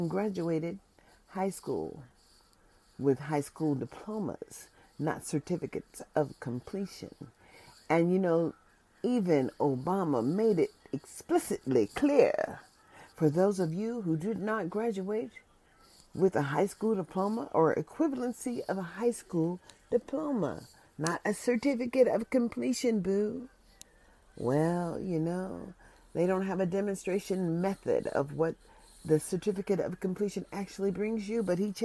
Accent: United States; As an American citizen

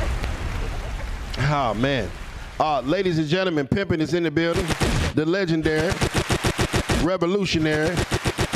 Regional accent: Dinwiddie, Virginia, United States; I'm from Dinwiddie

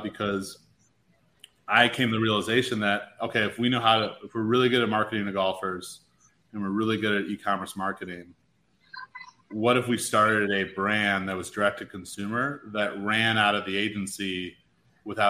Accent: Chicago, Illinois, United States; moved away; I'm from Chicago originally.

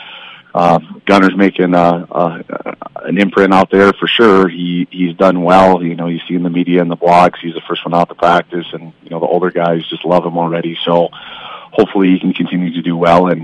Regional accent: Iowa, United States; moved away as an adult; now in Bemidji, United States; I'm from Iowa

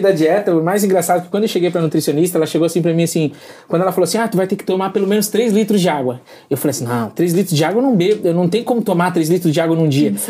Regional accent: Balneário Rincão, Santa Catarina, Brazil; Nós somos de, do Balneário Rincão, Santa, Santa Catarina

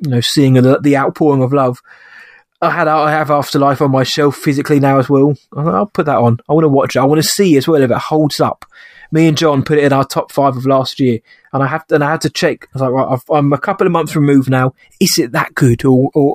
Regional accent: United Kingdom; a Brit myself

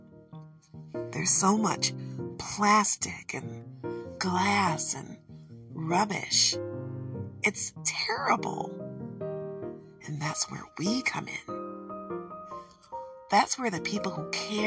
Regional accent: Michigan, United States; accent: Michigan; my Michigan accent makes it a little difficult to understand what I'm saying sometimes

